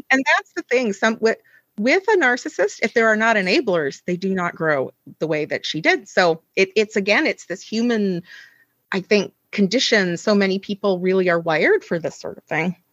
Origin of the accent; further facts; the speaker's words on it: United States; moved away as an adult; I am from the United States, you know, originally